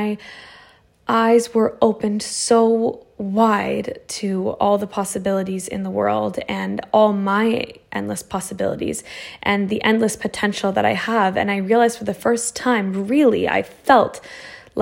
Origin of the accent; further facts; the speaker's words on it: Toronto, Ontario, Canada; moved away as an adult; also born or lived in Ukraine; I grew up in Canada. And I loved it. I grew up in Toronto